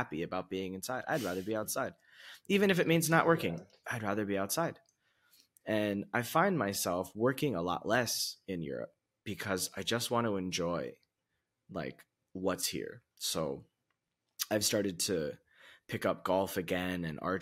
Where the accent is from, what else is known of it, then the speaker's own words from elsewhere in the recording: United States; moved away as an adult; also born or lived in China / Vietnam; now in Portugal; being American